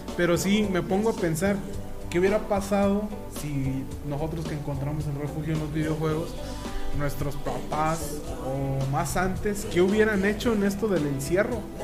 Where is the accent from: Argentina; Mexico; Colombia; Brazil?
Mexico; Angamacutiro, Michoacán; Allá de donde yo soy, de Angamacutiro, con mucho orgullo